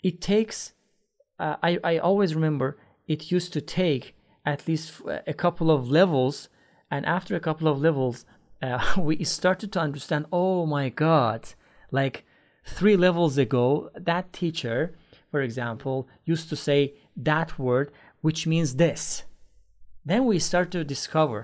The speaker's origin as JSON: {"language": "English", "country": "Iran", "tie": "born or raised there", "second_language": "English", "said": "in Iran, when I was a teenager"}